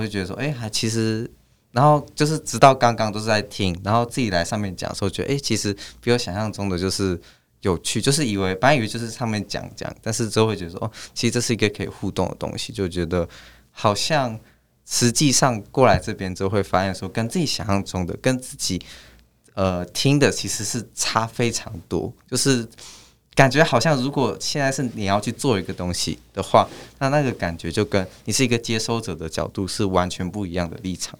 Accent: Hsinchu, Taiwan; moved away as an adult; now in Kaohsiung, Taiwan; 因为我是新竹人，然后我，对，我是台湾人，然后我在新竹活了十八年

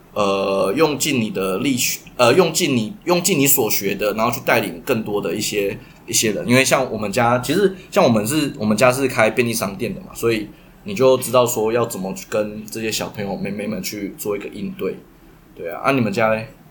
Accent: Taichung, Taiwan; 我们就是台中人

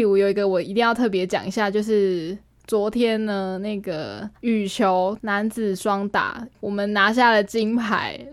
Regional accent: Taiwan; 我说我们是台湾的我们

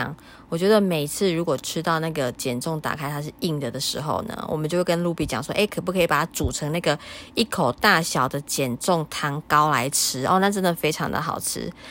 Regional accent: Taiwan; 龟掌好像我们闽南人比较少吃吼。

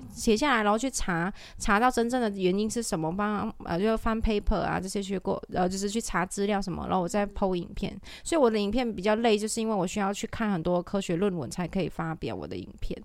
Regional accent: Malaysia; moved away as an adult; now in Taiwan; 因为我是马来西亚人

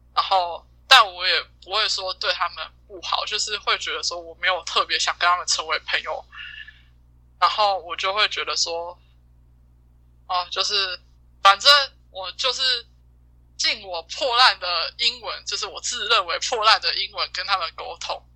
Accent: Taiwan; 一个就是我台湾人

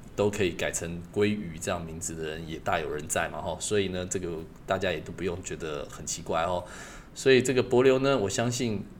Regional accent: Taiwan; 我们台湾人的应景精神

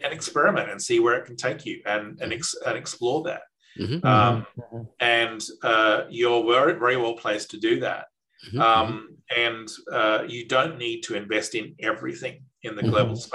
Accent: Australia

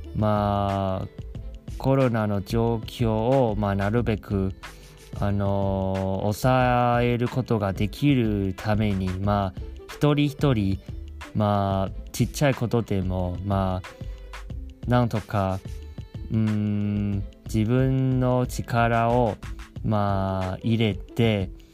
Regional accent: Taiwan; now in Japan; 台湾出身ですし台湾にもすごく帰りたいと思っています

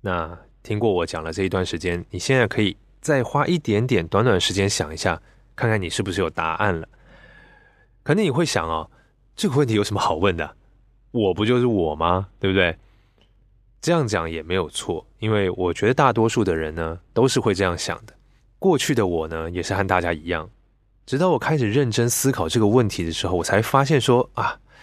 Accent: Taiwan; 我是在台湾出生，来自一个整个家族都是基督教的一个家庭。 那理所当然的嘛，我从小就是被教导很多的圣经知识

